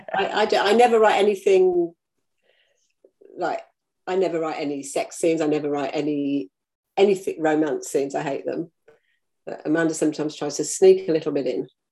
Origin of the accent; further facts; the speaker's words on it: United Kingdom; now in New Zealand; I live in New Zealand and I come from the UK